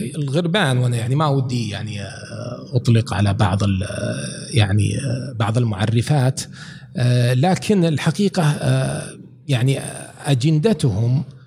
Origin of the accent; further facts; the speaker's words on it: Saudi Arabia; انا من المملكه العربيه السعوديه